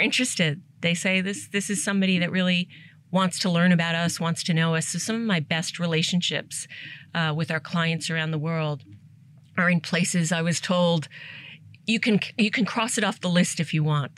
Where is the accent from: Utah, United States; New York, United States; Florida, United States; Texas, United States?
New York, United States; New York City; first language English; moved away as an adult; also born or lived in Asia; I grew up in Staten Island because it was the only place they could rent a home or buy a home.